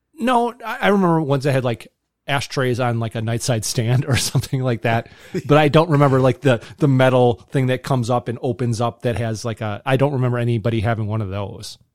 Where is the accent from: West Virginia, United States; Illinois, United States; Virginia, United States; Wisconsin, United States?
Wisconsin, United States; Kettle Moraine; I grew up in the Kettle Moraine Elementary School system